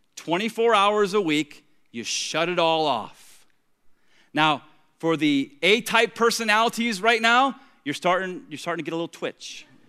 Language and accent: English; Tampa, Florida, United States; now in Treasure Coast, Florida, United States; I grew up in Tampa